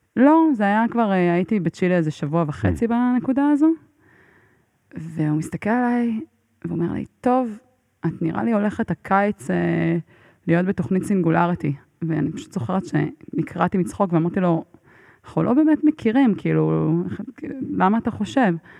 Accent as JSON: {"language": "Hebrew", "country": "Israel", "said": "מאיפה את? אז אני אומרת לו, מישראל"}